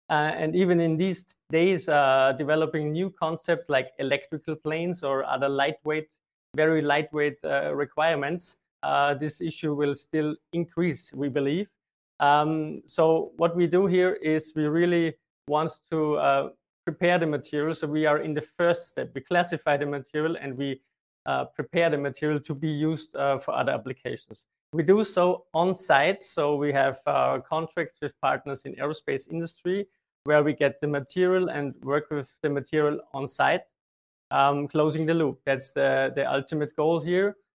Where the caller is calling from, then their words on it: Linz, Upper Austria, Austria; I'm joining in from Linz in Austria.